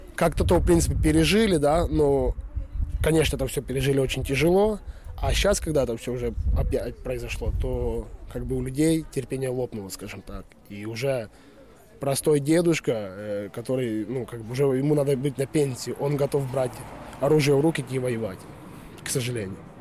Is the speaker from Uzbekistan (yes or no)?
no; Western Ukraine, Ukraine; moved away as an adult; now in Sweden; Я сам родом с Украины. Семь лет уже живу в Швеции.